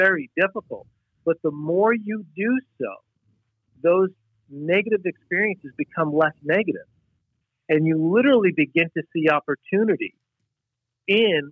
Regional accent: New York, United States; moved away as an adult; now in Wisconsin, United States; I'm from New York originally.

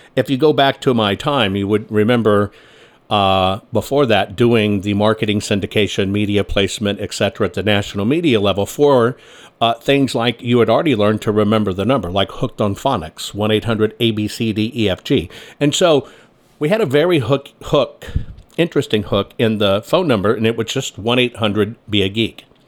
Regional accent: San Antonio, Texas, United States; also born or lived in Carmel, California / Dallas-Fort Worth, Texas / Washington, D.C.; I grew up in San Antonio, Texas is where I grew up

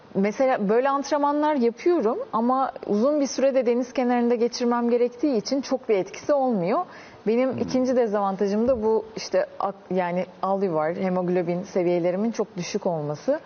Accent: Çanakkale, Turkey; Çanakkale doğumluyum.

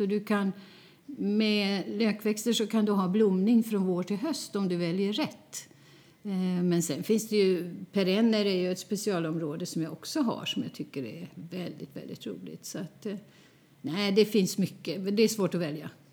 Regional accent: Flen, Södermanland, Sweden; moved away as an adult; now in Stockholm, Sweden; Jag är född och uppvuxen i Flen

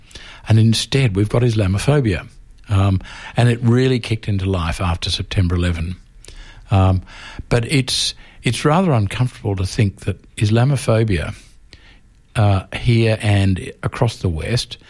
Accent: Melbourne, Victoria, Australia; when I was growing up in Melbourne, there was a very sharp rift between Protestants and Catholics.

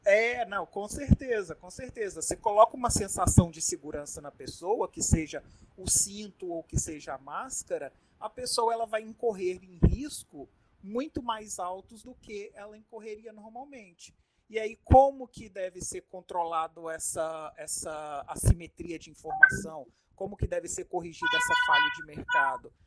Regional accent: Minas Gerais, Brazil; now in Manaus, Brazil; eu não sou eu não sou manauara, eu não sou amazonense, eu vim lá de Minas Gerais

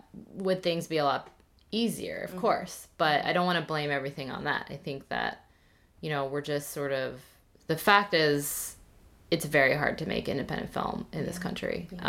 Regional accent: United States; growing up as Korean American in this small town where I was literally the only Asian person I ever saw

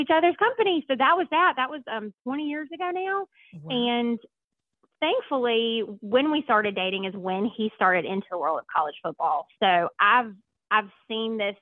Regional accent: Lexington, South Carolina, United States; moved away; I grew up in a small town called Lexington, South Carolina

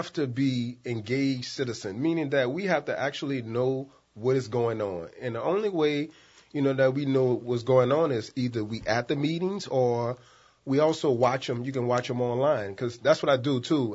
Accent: New Orleans, Louisiana, United States; I was born and raised in the St. Bernard Housing Projects

